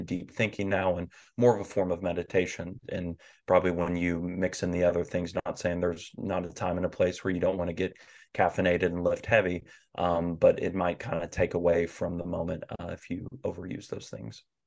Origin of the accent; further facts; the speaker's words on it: the Bible Belt of the South, United States; I grew up in the Bible Belt of the South.